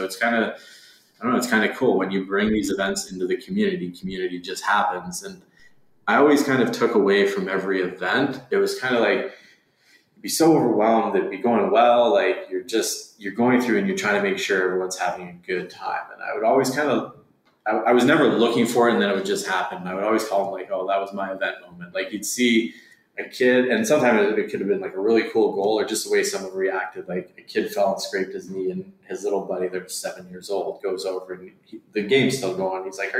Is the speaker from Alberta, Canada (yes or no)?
yes; Calgary, Alberta, Canada; Let's go up to Edmonton, even though we're from Calgary.